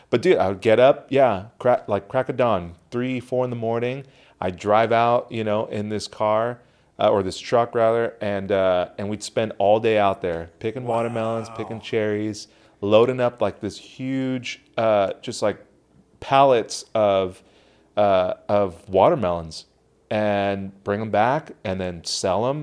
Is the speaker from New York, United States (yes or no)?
no; Orange, California, United States; born or raised there